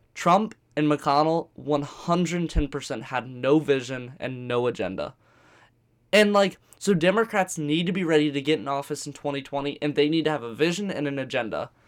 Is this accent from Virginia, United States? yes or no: yes; Virginia Beach, Virginia, United States; I'm from Virginia Beach